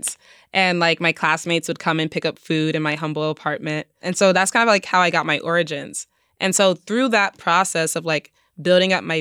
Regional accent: New York City, New York, United States; I grew up in the Bronx

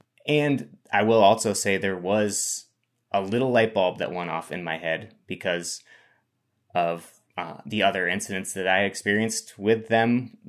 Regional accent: Plainfield, Vermont, United States; also born or lived in Burlington, Vermont; I'm born and raised in Plainfield, Vermont, outside of Montpelier.

